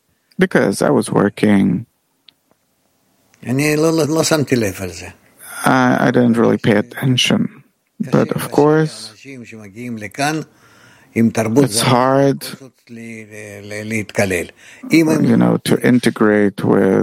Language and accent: English; France; now in Israel; because wherever I go, for example, they hear my accent. Ah, he's French, so, you know, let's cheat him a bit here, a bit there.